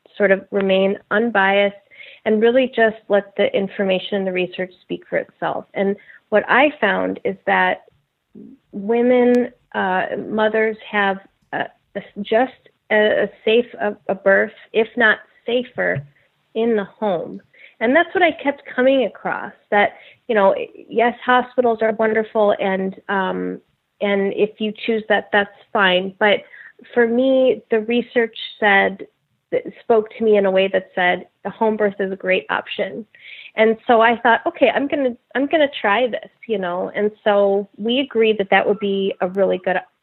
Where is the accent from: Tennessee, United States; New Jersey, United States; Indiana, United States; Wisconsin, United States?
Wisconsin, United States; Milwaukee; moved away as an adult; also born or lived in Los Angeles, California; I'm originally from Milwaukee